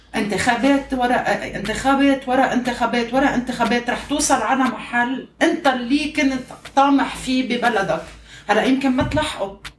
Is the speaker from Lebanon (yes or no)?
yes; Lebanon; now in Kuwait; نحن لبنانيه